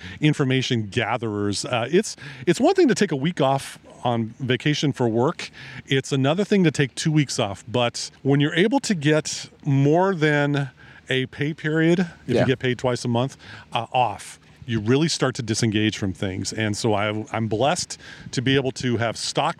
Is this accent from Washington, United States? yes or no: yes; Sequim, Washington, United States; my hometown where I grew up, Sequim